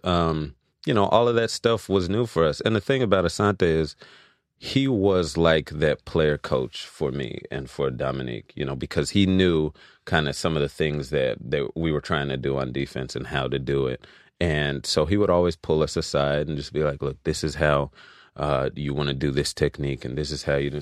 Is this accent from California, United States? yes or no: yes; Los Angeles, California, United States; also born or lived in Louisiana / Philadelphia; I was raised here in Los Angeles